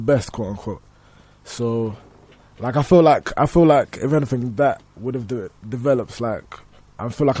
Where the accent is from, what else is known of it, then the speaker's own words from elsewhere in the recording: London, United Kingdom; I grew up in North London.